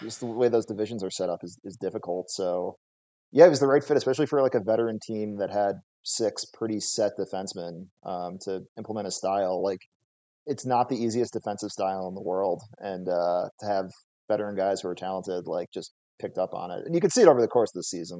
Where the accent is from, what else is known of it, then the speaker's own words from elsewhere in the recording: Minnesota, United States; now in Las Vegas, United States; I grew up in Minnesota, so very hockey